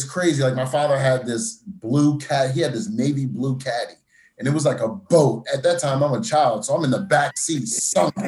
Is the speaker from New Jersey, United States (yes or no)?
yes; Irvington, New Jersey, United States; also born or lived in Newark, New Jersey; Went from being born in Newark to growing up in Irvington. And then a lot of my childhood was spent in Irvington